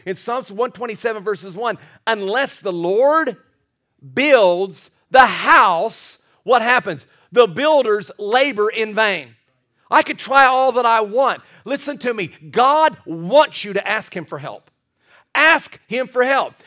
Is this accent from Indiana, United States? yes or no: yes; Scottsburg, Indiana, United States; moved away as an adult; also born or lived in Carmel, Indiana; I was from Scottsburg, Indiana.